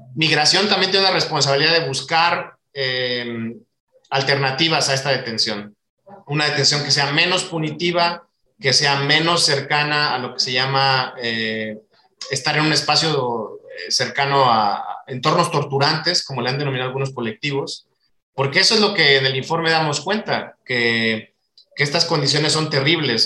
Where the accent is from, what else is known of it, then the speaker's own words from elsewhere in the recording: Mexico; como mexicano me duele ver las condiciones que están